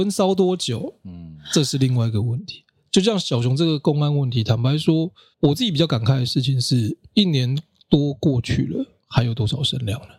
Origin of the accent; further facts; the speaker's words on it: Kaohsiung, Taiwan; 我小时候，我是高雄人